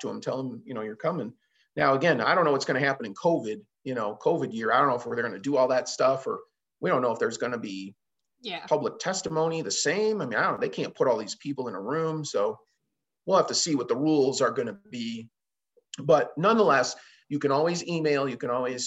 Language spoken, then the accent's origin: English; Chicago, Illinois, United States; now in Montana, United States; I'm a transplant, right? I mean, I've been here 20 years now, but I didn't grow up here. I mean, I grew up in Chicago